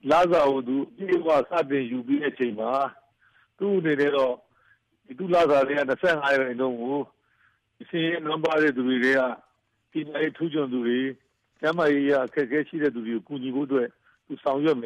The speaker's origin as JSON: {"language": "Burmese", "country": "Myanmar"}